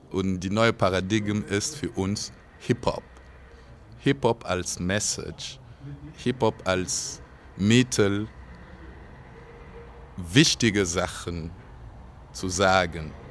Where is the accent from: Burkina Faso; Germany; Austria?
Burkina Faso; Nee, also meine Heimat wird immer Burkina sein. Immer.